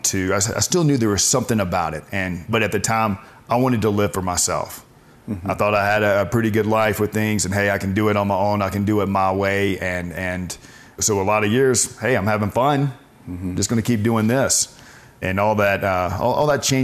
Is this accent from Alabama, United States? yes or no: yes; Birmingham, Alabama, United States; grew up in Birmingham, Alabama